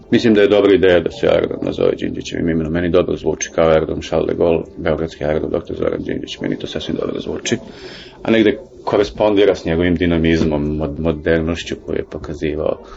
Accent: Belgrade, Serbia; Bio sam očen što sam beograđanin

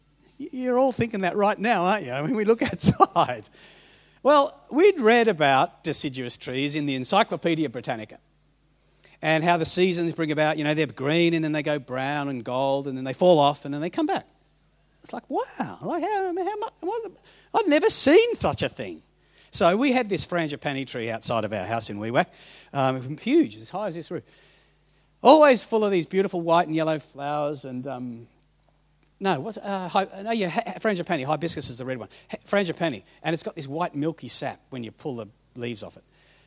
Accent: Papua New Guinea; I grew up in Papua New Guinea. I was a missionary kid

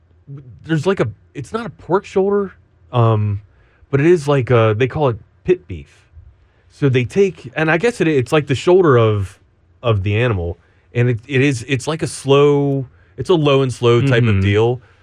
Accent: Northeast, United States; now in Austin, United States; So I'm from the Northeast.

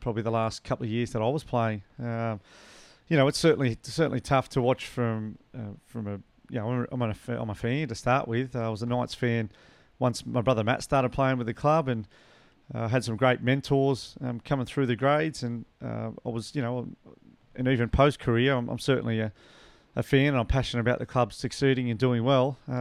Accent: Newcastle, New South Wales, Australia; also born or lived in Warrington, United Kingdom; back into our home at Merriweather and back to where we grew up in Newcastle

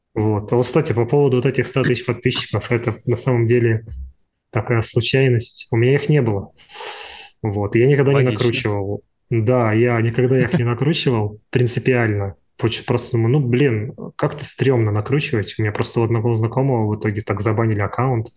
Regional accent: Ulan-Ude, Buryatia, Russia; moved away as an adult; also born or lived in Moscow / Turkey; я же вообще из вообще же из, из глубинки, из Сибири, я из Улан-Удэ

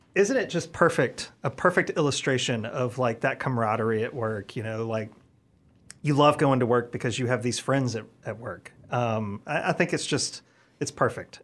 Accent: Mississippi, United States; moved away as an adult; my home state in Mississippi

